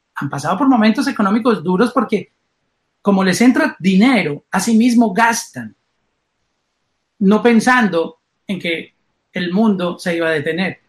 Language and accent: Spanish; Colombia; now in Miami, United States; como soy colombiano